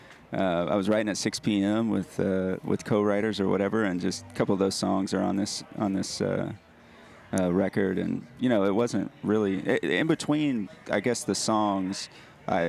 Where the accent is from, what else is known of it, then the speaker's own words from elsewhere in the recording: Nashville, Tennessee, United States; I grew up in Nashville, so music was always around.